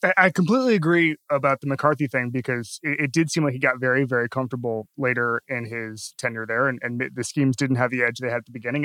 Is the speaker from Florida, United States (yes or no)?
yes; Florida, United States; I'm from Florida